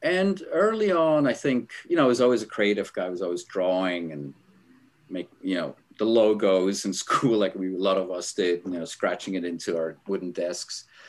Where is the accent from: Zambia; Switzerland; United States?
Switzerland; moved away; I'm originally from Switzerland, grew up in a small town.